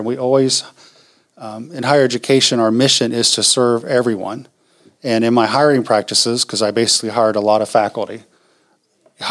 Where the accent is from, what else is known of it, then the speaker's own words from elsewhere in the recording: Richmond, Indiana, United States; I am a lifelong resident of Richmond, Wayne County. That little house I was born in on South 13th and Worley is still down there